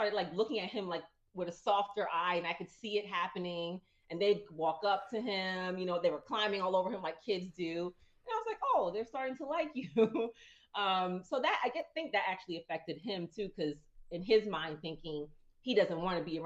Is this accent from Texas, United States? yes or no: no; New Jersey, United States; I'm from Jersey